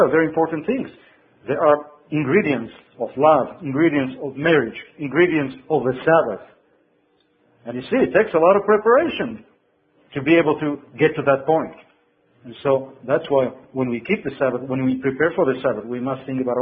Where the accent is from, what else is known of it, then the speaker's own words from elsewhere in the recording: Israel; when I was growing up in Israel, we cooked all kind of things